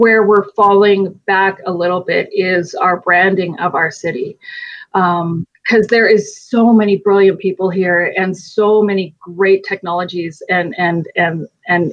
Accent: Calgary, Alberta, Canada; I'm from Calgary

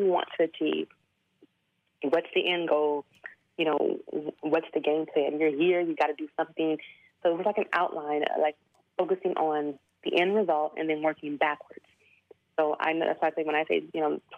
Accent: Houston, Texas, United States; moved away as an adult; also born or lived in Chiang Mai, Thailand; I'm from Houston, Texas

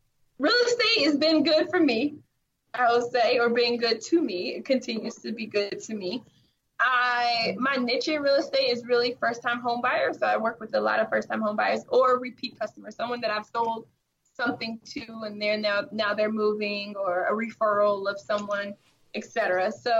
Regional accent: California, United States; I'm from California, I can't necessarily say that I could afford to go back and live in my home that I grew up in the Bay Area.

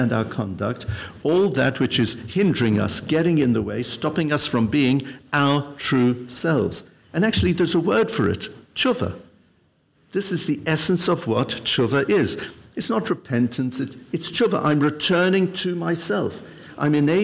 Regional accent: Benoni, Gauteng, South Africa; now in London, United Kingdom; When I was at the most impressionable age, I was growing up in South Africa. My father then was a rabbi. His very first position was in a town called Benoni, just 20 miles outside of Johannesburg

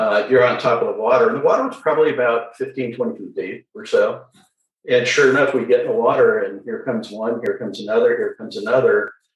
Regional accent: San Diego, California, United States; I'm a second generation San Diegan, so born and raised. I was born at Mercy Hospital. Uh, I grew up in Mission Hills

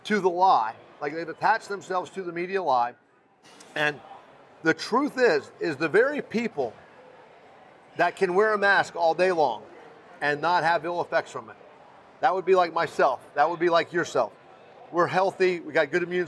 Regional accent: Fort Myers, Florida, United States; I grew up poor. I grew up in East Fort Myers.

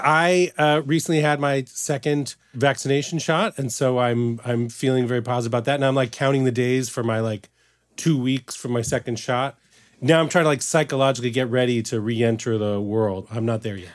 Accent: Midwest, United States; moved away; when I was growing up in the Midwest

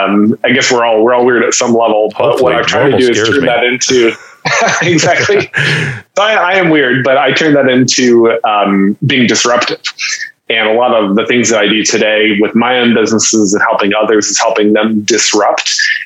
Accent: Haiti; So essentially you can say I grew up in Haiti.

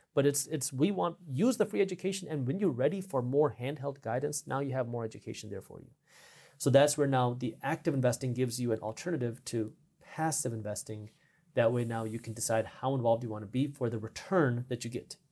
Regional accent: Detroit, Michigan, United States; I'm from Detroit

